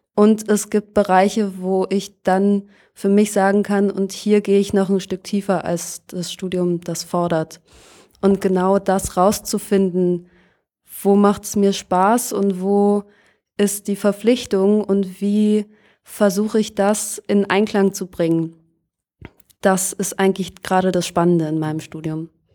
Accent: Lohne, Lower Saxony, Germany; moved away as an adult; now in Berlin, Germany; Ich bin in einer Kleinstadt in Niedersachsen aufgewachsen, die heißt Lohne im Landkreis Fechter.

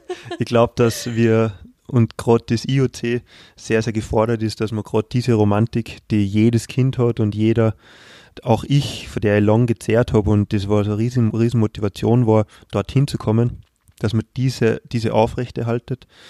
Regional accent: Austria; wir als Österreicher

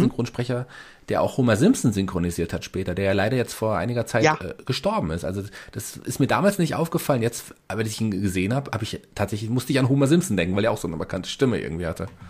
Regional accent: Germany; bei uns in Deutschland

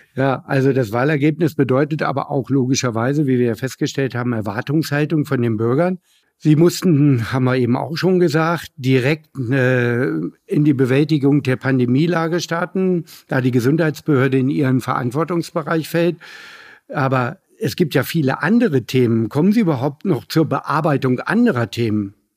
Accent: Hanover, Lower Saxony, Germany; als Hannoveraner nur sagen. Und äh, ich komme ja sogar aus dem Stadtteil Linden

